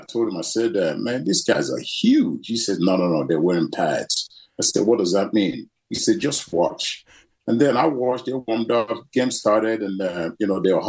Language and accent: English; Nigeria; But, you know, I was, I think it was 5 years old when the civil war br